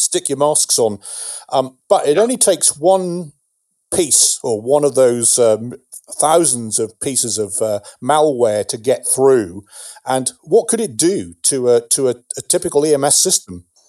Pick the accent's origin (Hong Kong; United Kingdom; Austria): United Kingdom; England; moved away as an adult; now in United States; as an Englishman